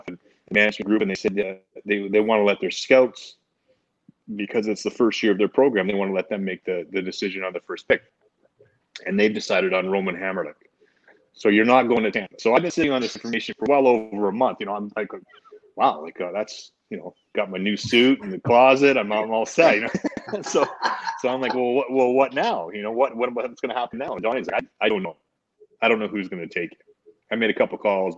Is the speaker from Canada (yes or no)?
yes; Ontario, Canada; I'm a Canadian kid. I'd never left Canada